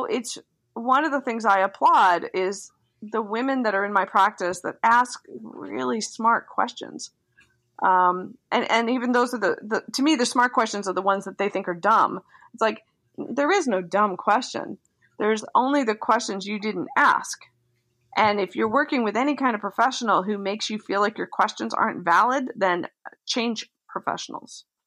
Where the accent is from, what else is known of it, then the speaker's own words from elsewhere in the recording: Delaware, United States; moved away; I grew up in Delaware, but my grandparents and my parents were all from Philly